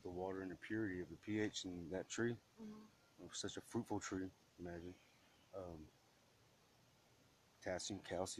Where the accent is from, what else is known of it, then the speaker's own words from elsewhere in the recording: Oklahoma, United States; also born or lived in Madill, Oklahoma / Norman, Oklahoma; I grew up in Oklahoma.